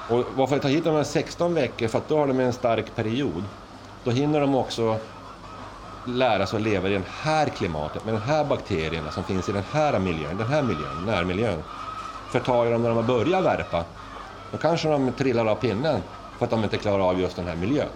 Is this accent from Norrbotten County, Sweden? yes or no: yes; Luleå, Norrbotten County, Sweden; now in Österhaninge, Sweden; Jag är ju från Norrland, jag är ju Lulebo